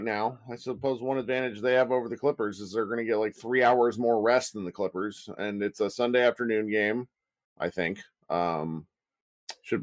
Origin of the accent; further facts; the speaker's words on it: Kansas City, United States; I was born in Kansas City